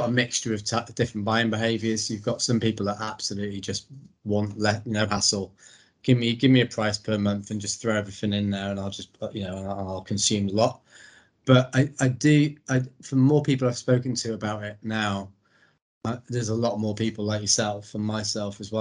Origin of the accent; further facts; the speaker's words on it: Wales, United Kingdom; I'm Welsh.